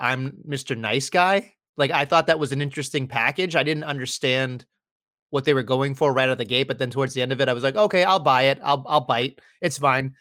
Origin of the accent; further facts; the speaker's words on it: United States; us stupid Americans